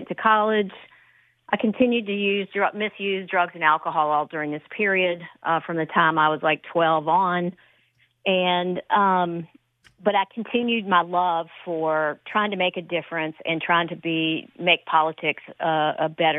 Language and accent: English; Greensboro, North Carolina, United States; I grew up in Greensboro, North Carolina, during a time when we had integration of schools